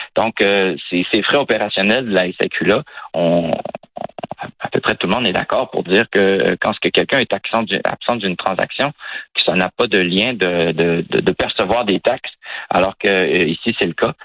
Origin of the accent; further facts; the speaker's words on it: Quebec, Canada; chez nous, au Québec